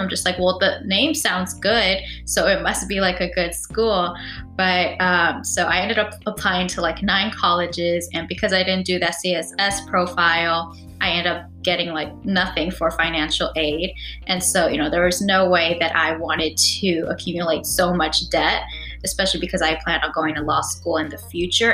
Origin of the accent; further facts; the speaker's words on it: California, United States; I am from California and I'm familiar with that system